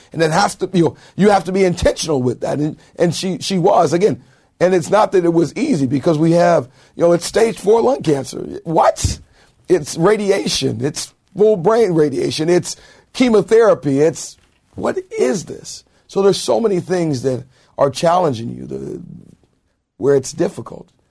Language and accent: English; Anaheim, California, United States; I grew up in Anaheim.